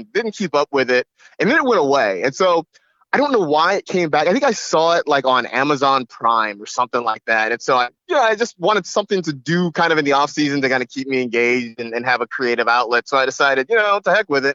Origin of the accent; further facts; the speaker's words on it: United States; being an American